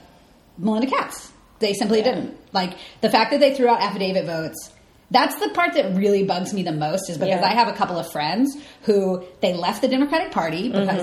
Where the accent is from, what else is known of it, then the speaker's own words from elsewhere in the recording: Alabama, United States; now in New York, United States; I'm from Alabama